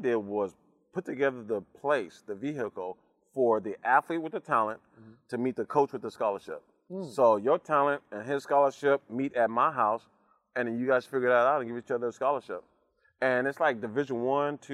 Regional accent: Oxnard, California, United States; I'm from Oxnard, California, which is just like a small town, man. Played football, basketball, and baseball. Just grew up in the sports

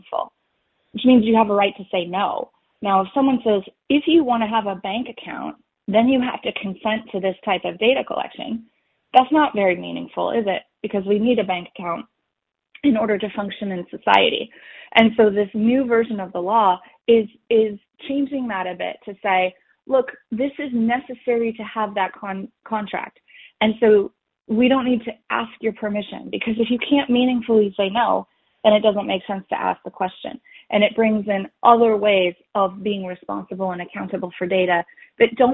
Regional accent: Canada; as a Canadian

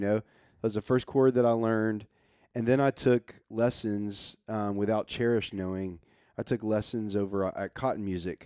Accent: Nashville, Tennessee, United States; moved away as an adult; I grow up in Nashville

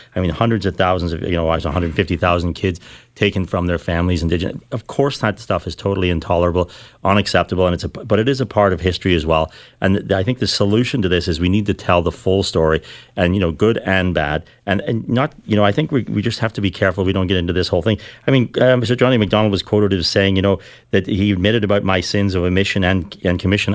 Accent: Ireland; now in Canada; I grew up in Ireland

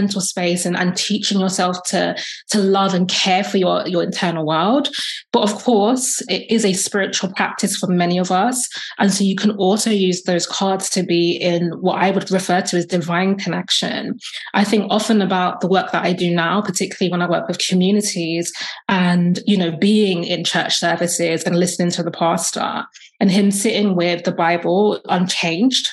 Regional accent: London, United Kingdom; I'm from London, UK. I'm Black British. My family are from Jamaica, so I'm Jamaican descent.

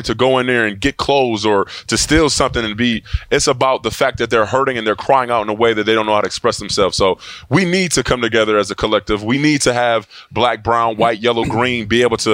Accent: Buffalo, New York, United States; I'm from Buffalo, New York.

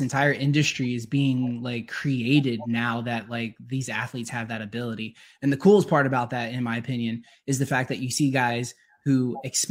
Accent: Georgia, United States; I'm from Georgia. I live just, you know, north of the city

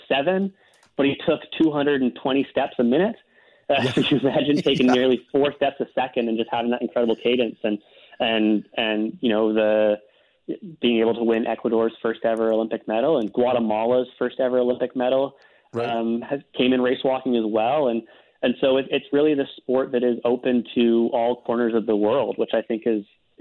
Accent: Richmond, British Columbia, Canada; I ran for city council in my hometown of Richmond last October

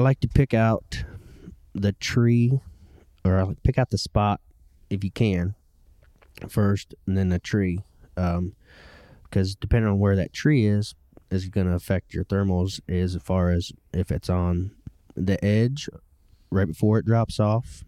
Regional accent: Ohio, United States; I grew up in Ohio

